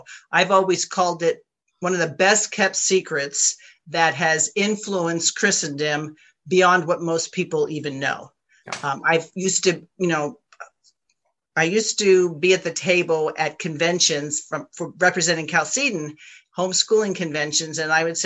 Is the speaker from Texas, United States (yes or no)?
no; New York, United States; moved away as an adult; now in California, United States; I grew up right outside of New York City.